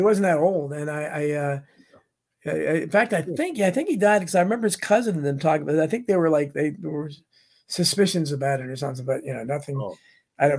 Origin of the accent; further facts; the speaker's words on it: Falls Church, Virginia, United States; I was raised in Falls Church, Virginia.